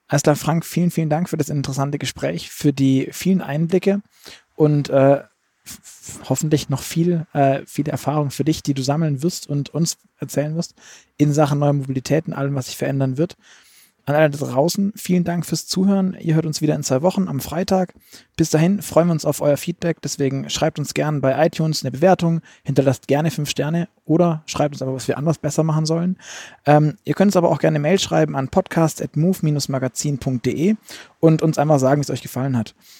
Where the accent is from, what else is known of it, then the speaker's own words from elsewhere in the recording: Stuttgart, Baden-Württemberg, Germany; ich komme aus Stuttgart